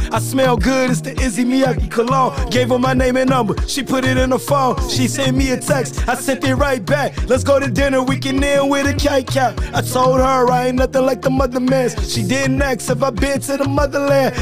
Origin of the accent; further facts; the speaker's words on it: Chicago, Illinois, United States; I'm from Chicago